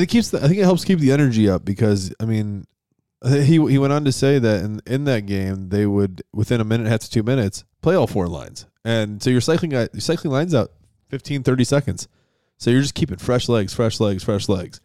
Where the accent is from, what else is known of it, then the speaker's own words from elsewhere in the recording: Western New York, United States; in Western New York where I grew up